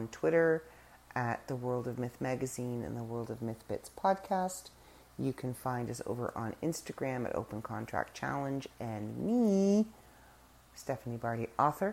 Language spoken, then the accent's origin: English; Canada; We are Canadian. We're still here